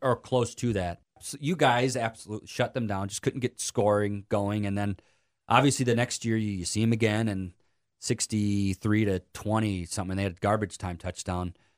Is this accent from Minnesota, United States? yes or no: yes; Winona, Minnesota, United States; I grew up in Winona, that's Winona State